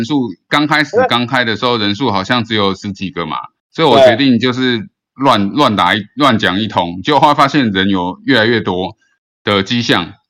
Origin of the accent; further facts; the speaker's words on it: Philippines; 啊，我本身是个菲律宾人，我从来都不知道，我都不过问台湾的事事物哈。